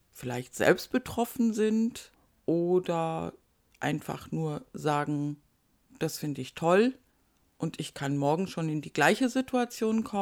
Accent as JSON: {"language": "German", "region": "North Rhine-Westphalia", "country": "Germany", "said": "aus meiner alten Heimat. Ich komme aus Nordrhein-Westfalen."}